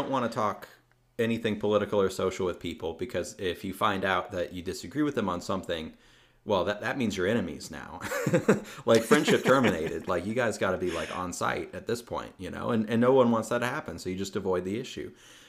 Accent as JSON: {"language": "English", "region": "the South", "country": "United States", "said": "I'm from the South, so..."}